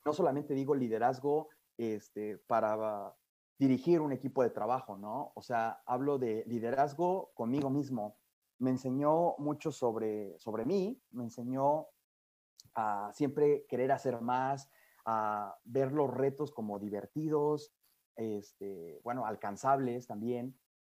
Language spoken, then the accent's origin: Spanish; Mexico; moved away as an adult; now in France; el reto más difícil que he tenido fuera de México.